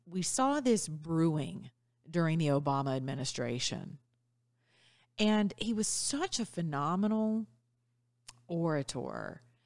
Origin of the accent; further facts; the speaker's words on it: the South, United States; also born or lived in Georgia; as we say in the South